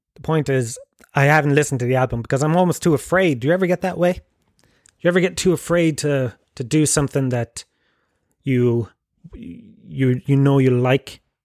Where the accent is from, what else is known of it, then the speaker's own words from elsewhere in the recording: Tralee, Munster, Ireland; now in Dublin, Ireland; I grew up in Gallows Field, Tralee